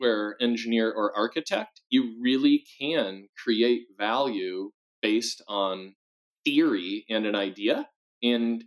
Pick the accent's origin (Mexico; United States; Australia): United States; Midwest; growing up in the Midwest, near the auto industry and a lot of manufacturing